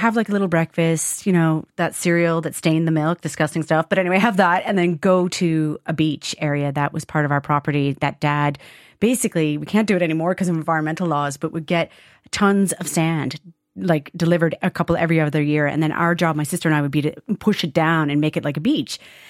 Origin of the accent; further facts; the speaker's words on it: Kingston, Ontario, Canada; now in Ireland; And I grew up in an area called Kingston, Ontario. I always call it a town when I'm in Ireland.